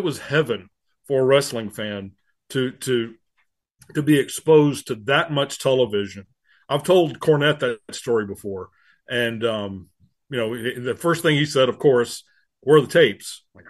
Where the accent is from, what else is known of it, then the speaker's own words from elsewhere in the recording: Thomaston / Tifton, Georgia, United States; also born or lived in Atlanta, Georgia; I grew up in Thomaston until I was 10 years old. And then moved, my father was transferred with his job down to South Georgia, down to Tifton.